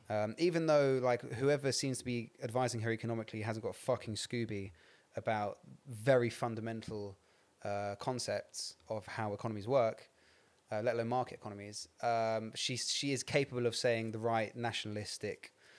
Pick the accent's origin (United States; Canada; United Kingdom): United Kingdom; England; I'm from the Midlands.